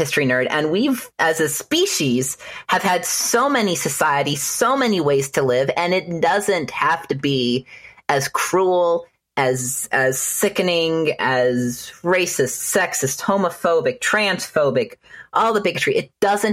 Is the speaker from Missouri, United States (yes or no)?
no; Inland Empire, Southern California, United States; now in Texas, United States; I'm from Southern California. I'm from the Inland Empire